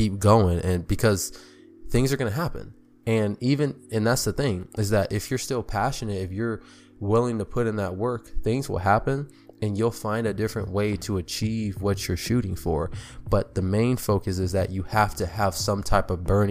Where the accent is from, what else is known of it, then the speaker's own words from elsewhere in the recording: California, United States; I'm from California